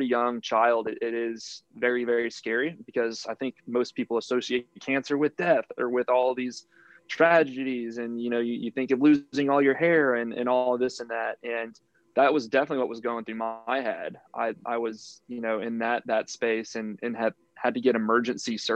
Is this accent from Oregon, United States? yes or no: no; Houston, Texas, United States; I'm from Houston, Texas